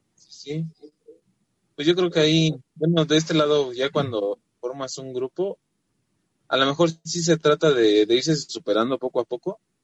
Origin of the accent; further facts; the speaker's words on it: Ecatepec, State of Mexico, Mexico; Somos de Catepec, Estado de México